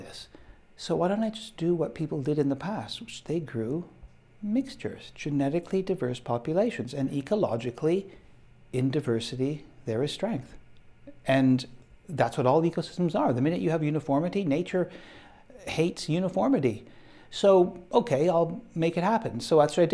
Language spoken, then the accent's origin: English; Canada; moved away; I'm Canadian